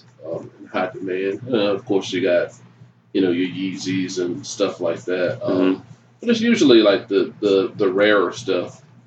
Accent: Durham, Greensboro area, North Carolina, United States; moved away as an adult; now in Spartanburg, United States; I'm originally from Durham, Greensboro area.

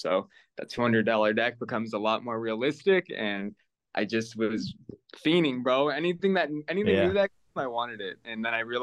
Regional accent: Palm Springs, California, United States; I am from Palm Springs, California

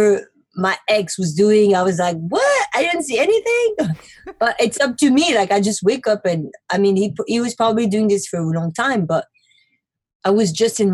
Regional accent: Paris, Île-de-France, France; moved away as an adult; also born or lived in Brooklyn, New York City; now in New York City, United States; Born and raised in Paris and moved to America in 2008 to make my dream come true

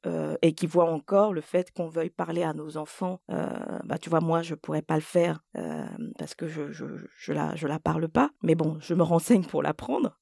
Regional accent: Côte d’Ivoire; first language French; moved away; je suis née en Côte d'Ivoire et j'ai passé euh, tout mon primaire en Côte d'Ivoire

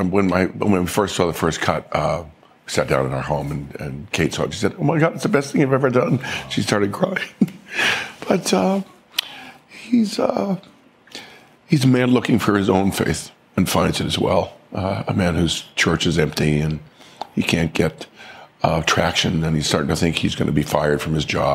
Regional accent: Florida, United States; I grew up in Florida

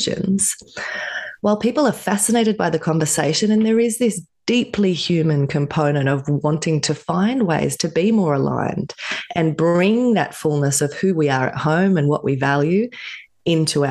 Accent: Australia; I grew up in Australia

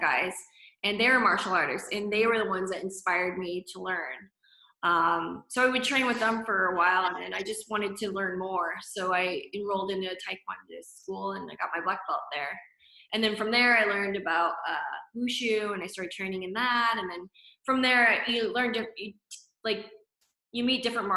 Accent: Stockton, California, United States; now in Los Angeles, United States; I'm from Stockton, California

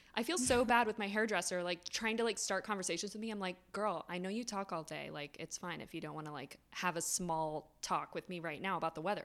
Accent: South Florida, United States; I grew up in South Florida

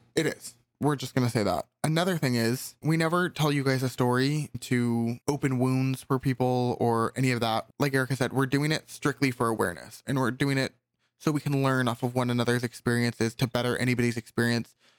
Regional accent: California, United States; As a Californian

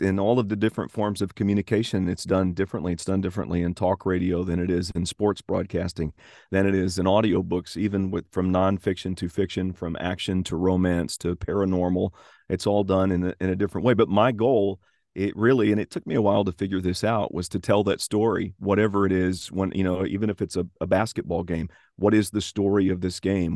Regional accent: Tennessee, United States; accent: Tennessee accent; subtle Southern; I'm from the state of Tennessee

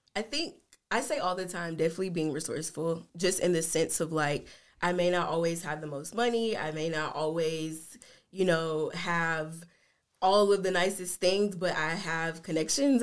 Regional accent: Jackson, Tennessee, United States; moved away as an adult; also born or lived in South Carolina / Memphis, Tennessee; now in Sioux Falls, United States; we moved to Jackson, Tennessee, which is where my mom was born and raised and where all of my family is from her side

